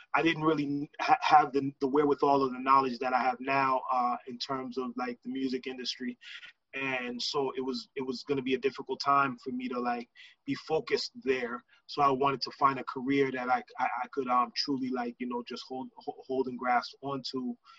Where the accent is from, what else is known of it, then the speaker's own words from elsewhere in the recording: Lawrence, Massachusetts, United States; moved away; also born or lived in Boston, Massachusetts; I didn't grow I didn't grow up or I wasn't raised in Boston. Like a lot of people, they equate me to Boston, and, and I and I got love for Boston. I lived in Boston a, a lot a, a, a sizable portion of my life. But um, I'm originally from Lawrence, Massachusetts